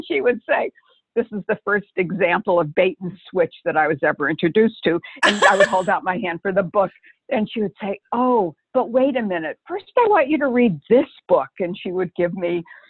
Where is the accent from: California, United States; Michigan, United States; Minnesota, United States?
Michigan, United States; Detroit; I grew up in Detroit